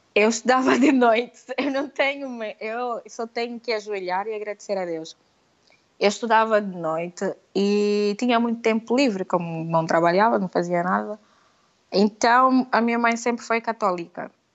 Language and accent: Portuguese; Lobito, Benguela, Angola; accent: Angolan; moved away as an adult; Eu sou angolana e vivia por Sul, Aquilo era Bengala Lubito